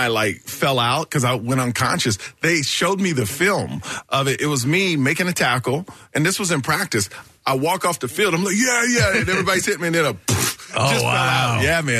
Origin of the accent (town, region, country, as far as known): Houston, Texas, United States; born or raised there